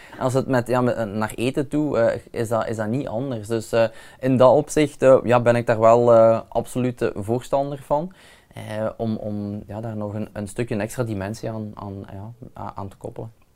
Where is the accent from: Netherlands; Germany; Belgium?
Belgium; Limburg, Flanders; bij ons in Limburg